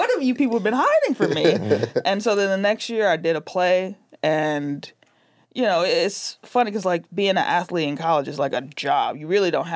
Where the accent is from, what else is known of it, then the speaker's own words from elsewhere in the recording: Chicago, Illinois, United States; also born or lived in South Holland, Illinois; I grew up on Kedzie and Madison. That's where we lived when I was little